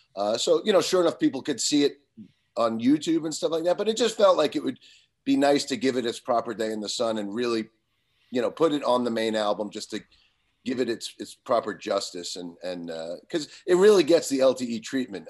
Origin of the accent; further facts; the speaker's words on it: Long Island, New York, United States; growing up in Long Island, you know, in nineteen eighty-one, eighty-two, eighty-three